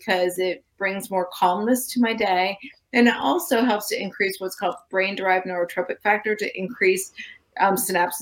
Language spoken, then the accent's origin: English; Florida, United States; I grew up in Florida, which is a common place for lightning strikes